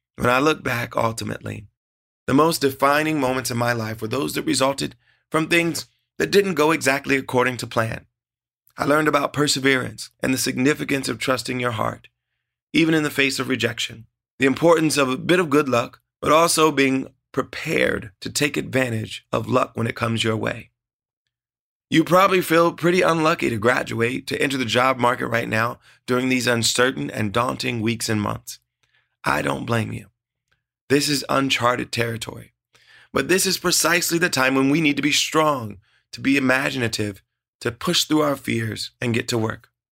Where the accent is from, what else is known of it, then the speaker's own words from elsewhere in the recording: Ohio, United States; Growing up in Ohio, music was always at the heart of our family